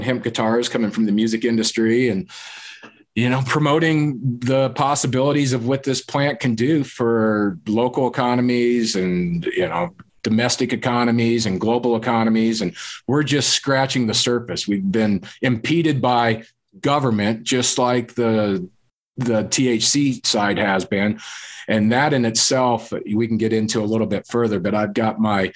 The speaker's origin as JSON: {"language": "English", "town": "Loveland", "region": "Colorado", "country": "United States", "tie": "born or raised there", "said": "I grew up here in Colorado, Northern Colorado. Loveland, Colorado is where I graduated high school."}